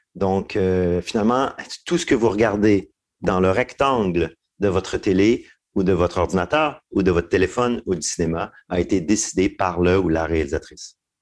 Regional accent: Hull, Quebec, Canada; j'ai grandi dans l'Outaouais

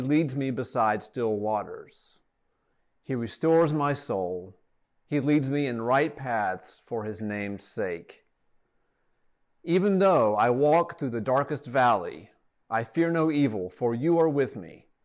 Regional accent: Atlanta, Georgia, United States; also born or lived in Rome, Georgia; return to Atlanta, my hometown, with my family

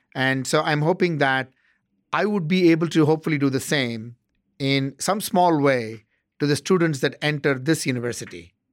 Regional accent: South India, India; moved away as an adult; also born or lived in Bangalore, India / Chennai, India / Ottawa, Canada; now in Arizona, United States; I grew up in South India

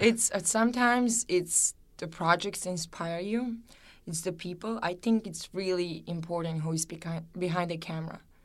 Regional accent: Serbia; moved away; growing up in Serbia, it's, it was, you know, just like a regular childhood

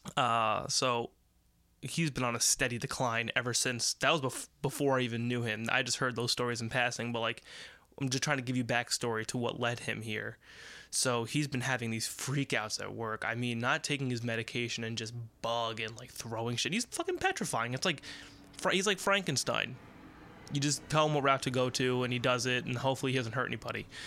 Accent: United States; We're American

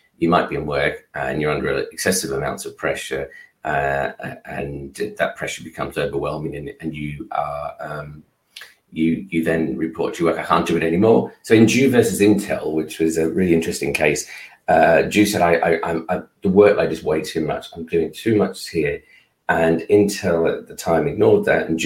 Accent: Australia; now in United Kingdom; I'm Australian

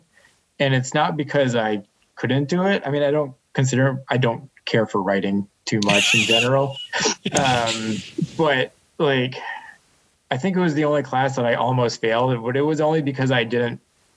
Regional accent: Western Massachusetts, United States; I grew up in Western Massachusetts.

